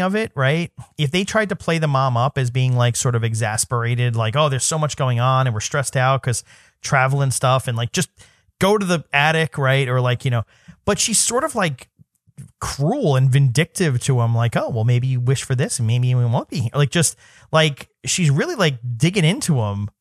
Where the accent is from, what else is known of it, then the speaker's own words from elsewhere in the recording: New York City, New York, United States; I grew up in New York City